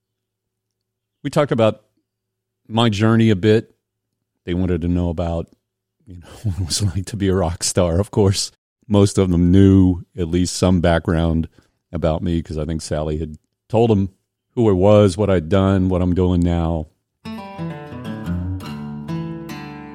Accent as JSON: {"language": "English", "town": "Indiana", "region": "Pennsylvania", "country": "United States", "tie": "born or raised there", "moved": "yes", "said": "I grew up in Western Pennsylvania, coal mining, North Appalachia"}